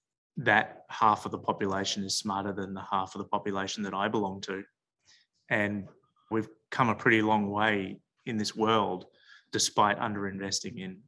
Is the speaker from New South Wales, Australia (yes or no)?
no; Melbourne, Victoria, Australia; I grew up in Melbourne